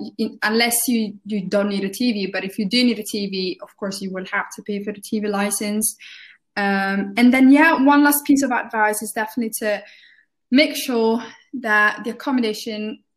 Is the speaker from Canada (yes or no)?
no; Italy; now in Birmingham, United Kingdom; because I moved to Birmingham from Italy, I can definitely tell you that if you're moving from abroad, it's going to be quite confusing